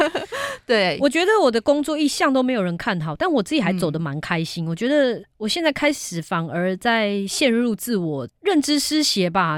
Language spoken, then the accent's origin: Chinese; Malaysia; now in Taiwan; 我本人是马来西亚出生